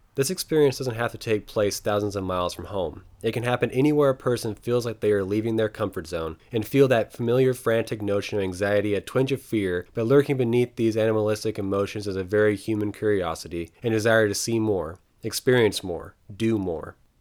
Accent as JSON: {"language": "English", "region": "eastern Oregon", "country": "United States", "tie": "born or raised there", "said": "driving tractors in the wide open wheat fields of my hometown and bailing alfalfa in the shadows of the Bulawayo Mountains in eastern Oregon"}